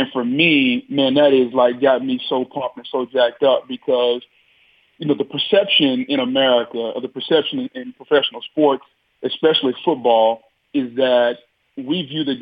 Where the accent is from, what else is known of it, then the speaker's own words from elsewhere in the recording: Louisiana, United States; moved away; I grew up in Louisiana